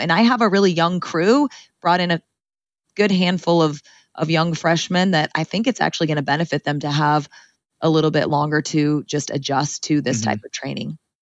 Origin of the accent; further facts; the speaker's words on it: Ceres, California, United States; I grew up in Ceres, California, in the Central Valley, um, in a Punjabi home